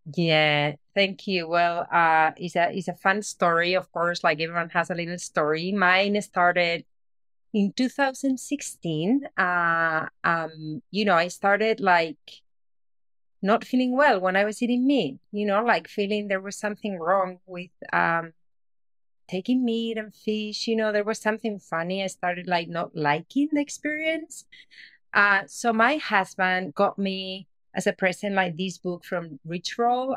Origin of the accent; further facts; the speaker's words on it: Spain; moved away; I'm originally from Spain and I was living in Spain, uh, back in the day